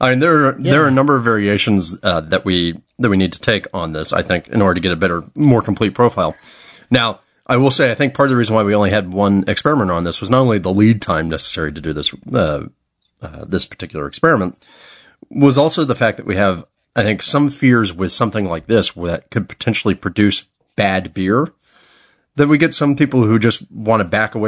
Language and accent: English; Florida, United States; now in Southern California, United States; my home state of Florida